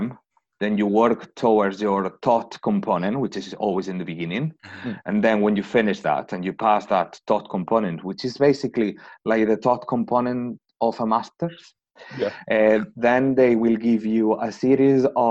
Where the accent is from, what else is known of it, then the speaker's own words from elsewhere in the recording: Spain; moved away as an adult; my country is a little bit different. As I said, I'm from Spain.